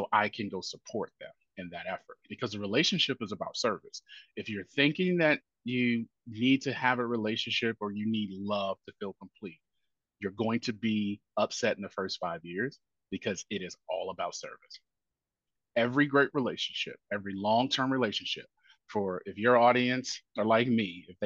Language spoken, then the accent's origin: English; Indianapolis, Indiana, United States; now in Nashville, United States; my neighborhood growing up, it was a pool. I'm from Indianapolis, Indiana.